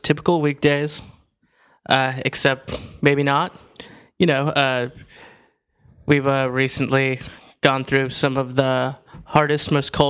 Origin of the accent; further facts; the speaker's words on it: Silver City, New Mexico, United States; In New Mexico. I'm from Silver City.